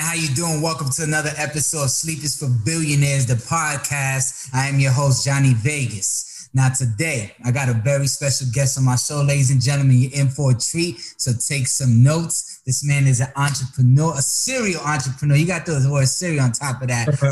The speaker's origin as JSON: {"language": "English", "country": "Dominican Republic", "also_born_or_lived": "Tampa, Florida", "said": "Dominicano here"}